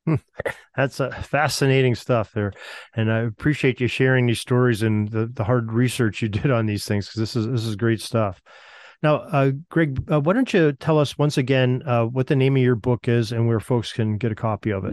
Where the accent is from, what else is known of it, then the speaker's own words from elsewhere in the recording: Western Pennsylvania, United States; growing up in Western Pennsylvania myself